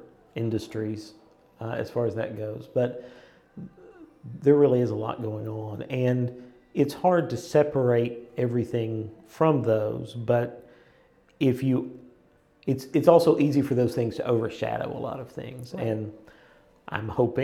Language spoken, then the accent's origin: English; Eastern Kentucky, United States; Eastern Kentucky, where I'm from, is very different from Lexington